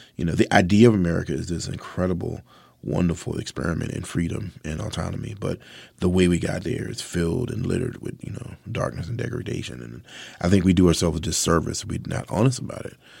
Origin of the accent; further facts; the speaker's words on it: Mathews County, Virginia, United States; I'm a southerner, born and bred. I was raised in Virginia. I was born in Matthews County